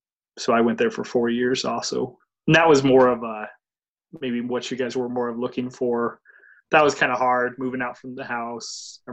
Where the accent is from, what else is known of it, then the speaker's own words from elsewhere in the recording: Columbus, United States; I'm from Columbus. So the college I went to at that point in time was only 3 miles away. There's a community college on the north end of town.